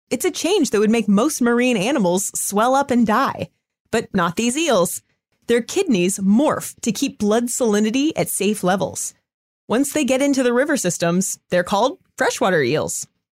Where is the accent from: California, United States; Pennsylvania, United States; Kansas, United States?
California, United States; Southern; I was born in Southern California